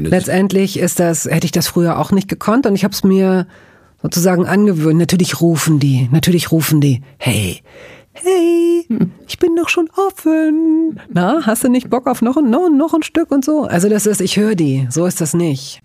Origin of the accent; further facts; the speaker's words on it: Hanover, Lower Saxony, Germany; Ich komme aus Hannover